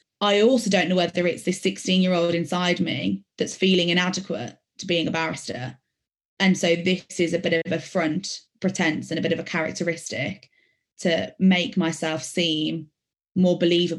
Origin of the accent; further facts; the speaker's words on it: Birmingham, West Midlands, United Kingdom; accent: Birmingham; Part of me is embarrassed of the fact that I lose my Birmingham accent because I'm a very proud Brummy.